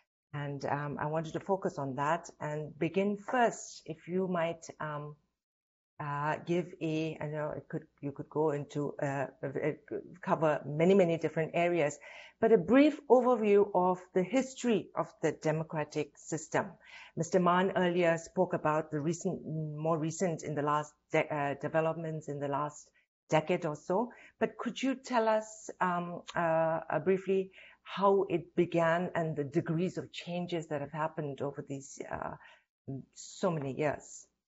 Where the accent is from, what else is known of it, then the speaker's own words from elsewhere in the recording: India; like me, she was born and raised in India to Tibetan parents who fled Tibet in 1959 to escape China's occupation of Tibet.